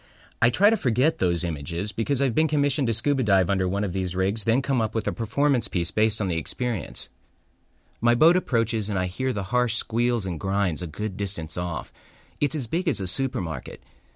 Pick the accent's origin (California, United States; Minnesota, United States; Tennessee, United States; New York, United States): California, United States; I grew up in California, so I'd seen oil rigs from shore.